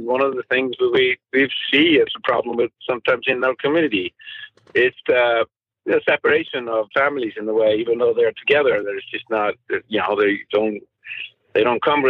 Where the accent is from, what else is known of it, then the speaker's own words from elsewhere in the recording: Iceland; now in Santa Monica, United States; growing up in Iceland, where the weather is, you know, extremely hard.